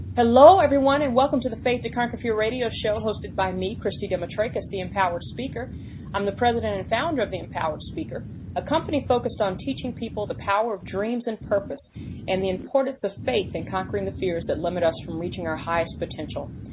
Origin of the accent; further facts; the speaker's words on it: the South, United States; I grew up in the South